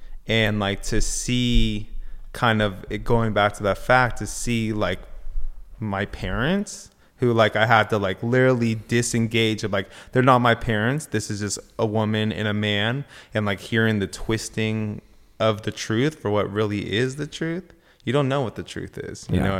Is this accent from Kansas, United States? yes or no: no; Agoura Hills, California, United States; Yeah, so I grew up in Agora Hills. I've known Pat since I was 12 or something like that. I grew up out here. Went to high school with everyone